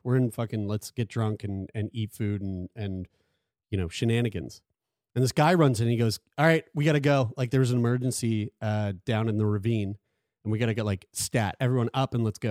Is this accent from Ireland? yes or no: no; Sackville, Canada; I'm from Sackville